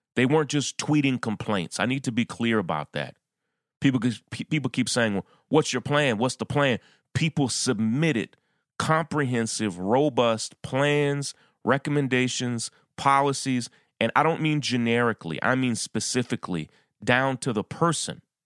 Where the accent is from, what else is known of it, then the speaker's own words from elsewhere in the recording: New York City, New York, United States; my hometown of New York City